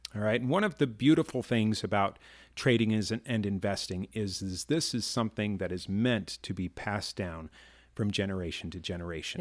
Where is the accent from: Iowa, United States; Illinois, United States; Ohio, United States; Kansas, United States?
Illinois, United States; Chicago; I grew up in Chicago